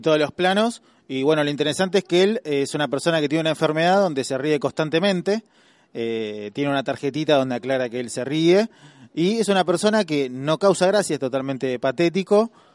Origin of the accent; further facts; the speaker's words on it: Argentina; como somos eh, argentinos